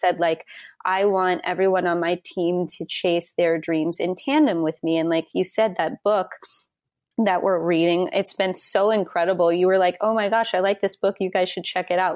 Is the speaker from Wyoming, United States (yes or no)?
yes; Wyoming, United States; moved away; I'm from Wyoming originally